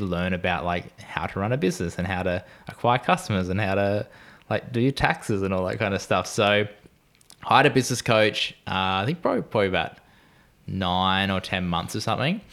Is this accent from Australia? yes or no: yes; Gold Coast, Queensland, Australia; I am a cinematographer from Gold Coast in Australia